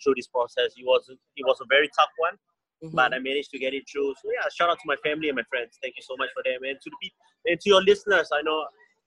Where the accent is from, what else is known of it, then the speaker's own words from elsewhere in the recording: Singapore; first language English; growing up in Singapore, I kind of hated like the old English